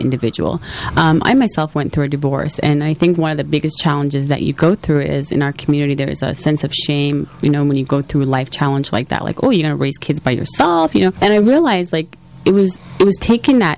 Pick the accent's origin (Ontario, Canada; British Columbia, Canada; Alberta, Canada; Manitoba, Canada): Alberta, Canada; Edmonton; moved away as an adult; now in Toronto, Canada; my parents were one of the first Somalis to arrive in Canada in 1984, and I grew up in Edmonton, Alberta